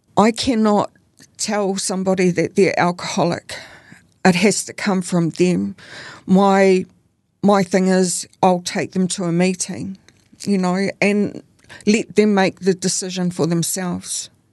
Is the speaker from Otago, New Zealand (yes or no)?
no; Auckland, New Zealand; I grew up in Auckland.